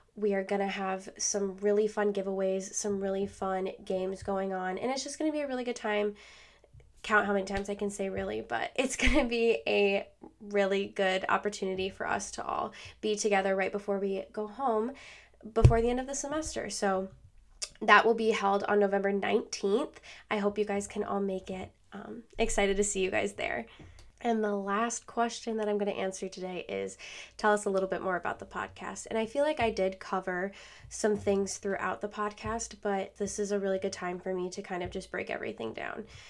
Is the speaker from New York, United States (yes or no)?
yes; Rochester, New York, United States; also born or lived in Buffalo, New York; originally, I am from Rochester, New York.